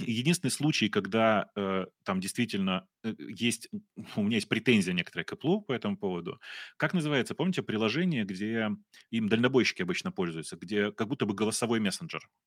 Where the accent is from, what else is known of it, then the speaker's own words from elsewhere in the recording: Russia; now in Ukraine; очевидно, что я из России. У меня мама, слава богу, украинка, но э, я приехал из России, у меня был российский паспорт